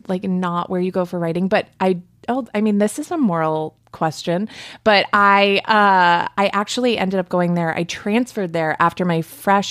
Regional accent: outside of Philadelphia, Pennsylvania, United States; moved away; I am from outside of Philadelphia

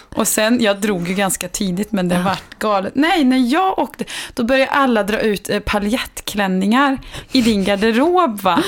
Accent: Värmland, Sweden; now in Stockholm, Sweden; hemma i Värmland

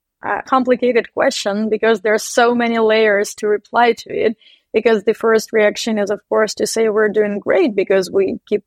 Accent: Donbas, Eastern Ukraine, Ukraine; moved away; all of the founding team of NeoFin is coming from Donbas. So this is Eastern Ukraine.

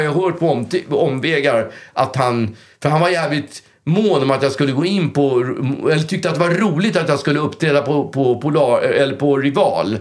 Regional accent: Stockholm, Stockholm County, Sweden; jag är ju uppväxt på Östermalm

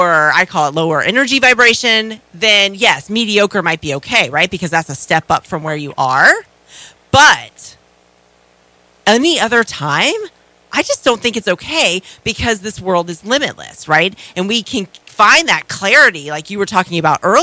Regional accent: Florida, United States; I grew up in Florida.

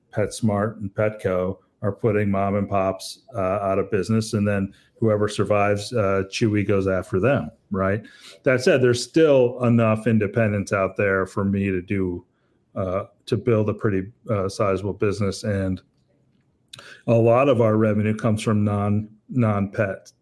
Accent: Pennsylvania, United States; I grew up with in Pennsylvania

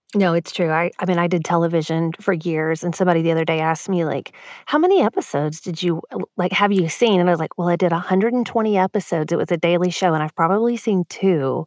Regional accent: Texas, United States; as a Texan

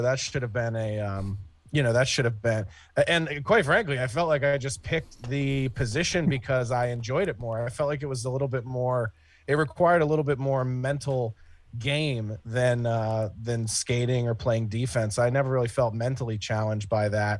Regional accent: Philadelphia, Pennsylvania, United States; I grew up in Philadelphia. I was born just outside of Philadelphia

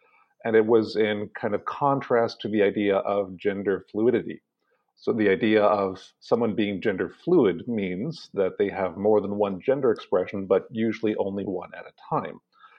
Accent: Canada; I'm Canadian by birth, so I've been raised in this so-called Western culture

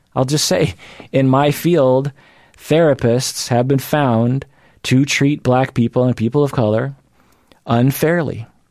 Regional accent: United States; I am Asian American

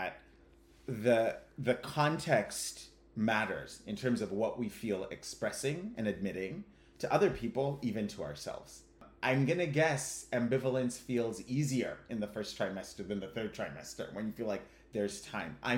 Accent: Kenya; moved away as an adult; now in United States; I was born and raised in Kenya, and I'm ethnically Ugandan

